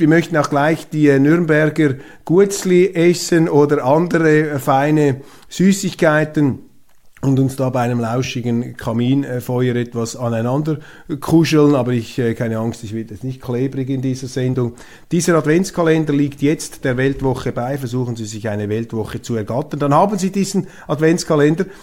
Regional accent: Switzerland; Als Schweizer

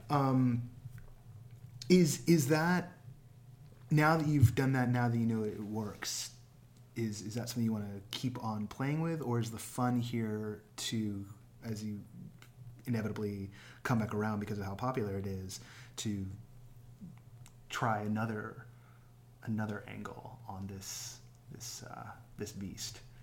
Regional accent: Bay Area, California, United States; also born or lived in Orange County / Anaheim; I grew up in the Bay Area and we had Bart

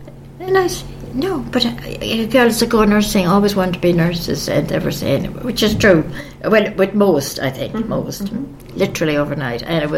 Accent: Ireland; moved away as an adult; also born or lived in Staffordshire, England; when I said that I was from Ireland

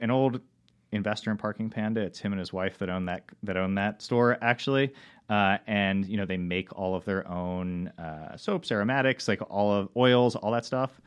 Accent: Rocks State Park, near Baltimore, Maryland, United States; I grew up in Rock State Park, which is not terribly far from the city

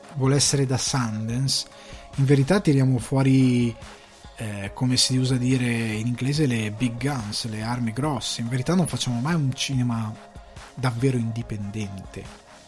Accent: Italy; moved away as an adult; now in Dublin, Ireland; Io vengo da una piccola città di provincia

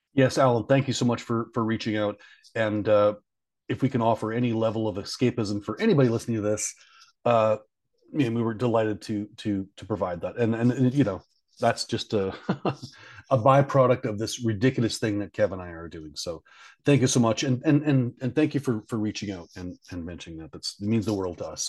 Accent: Canada; I'm from Canada

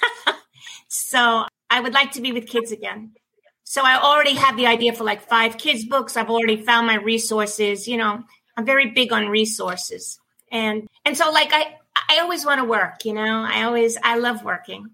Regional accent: New York City, New York, United States; also born or lived in Manhattan; growing up in Brooklyn, working in Brooklyn, and then living in Manhattan

